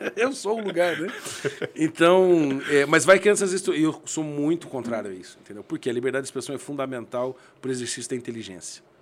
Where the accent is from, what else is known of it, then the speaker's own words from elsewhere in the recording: Curitiba, Paraná, Brazil; now in Londrina, Brazil; Eu sou de Curitiba, mas moro moro em Londrina já há 22 anos